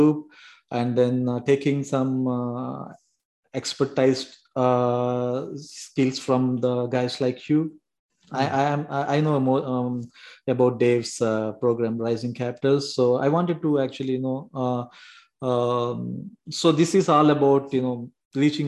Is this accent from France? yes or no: no; South India, India; now in Brampton, Canada; I'm from South India.